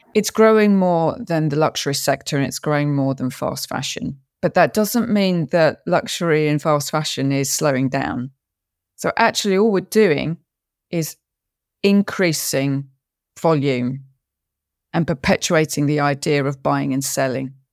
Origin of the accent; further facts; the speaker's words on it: London, United Kingdom; I was actually born in London, even though my family was Scottish.